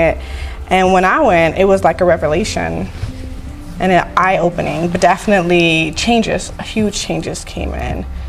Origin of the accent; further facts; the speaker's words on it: California, United States; moved away as an adult; now in Las Vegas, United States; Yeah, I've been here, born and raised.